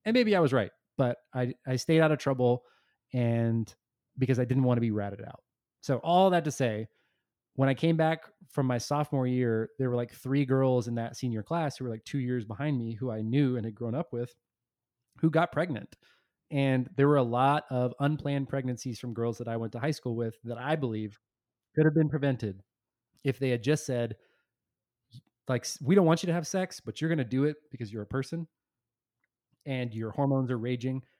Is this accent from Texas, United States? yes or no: yes; Texas, United States; I grew up in Texas